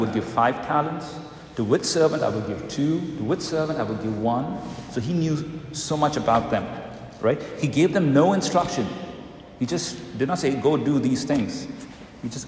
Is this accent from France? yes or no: no; India; moved away; I come from India